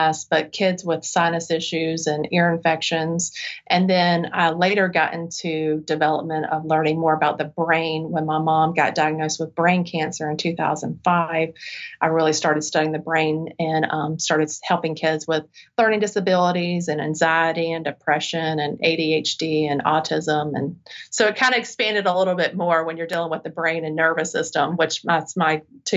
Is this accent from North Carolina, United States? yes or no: yes; Charlotte, North Carolina, United States; I'm from the Charlotte area, so I came back and wanted to start my practice here because I knew this area didn't have what I needed when I was a child